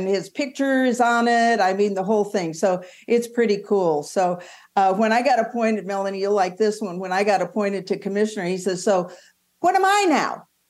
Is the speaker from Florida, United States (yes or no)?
no; Southern California, United States; also born or lived in Palos Verdes, California; now in Scottsdale, United States; I was born and raised in Southern California